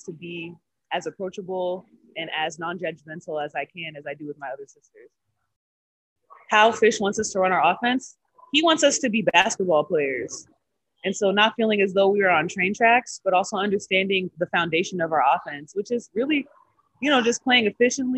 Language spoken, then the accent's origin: English; Texas, United States; now in Los Angeles, United States; we're both from Texas